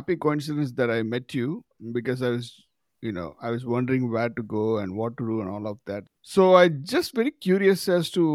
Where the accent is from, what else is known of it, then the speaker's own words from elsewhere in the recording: Madurai, Tamil Nadu, India; moved away; While I was in my hometown of Madurai